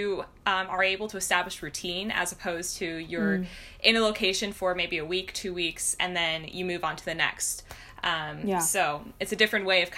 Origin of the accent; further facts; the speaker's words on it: Bay Area, California, United States; I'm originally from the Bay Area, and I grew up going to the city